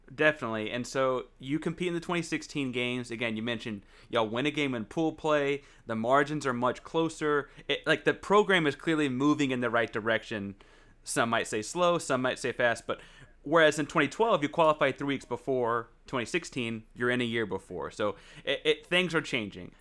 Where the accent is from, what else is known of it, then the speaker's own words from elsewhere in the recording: United States; as an American myself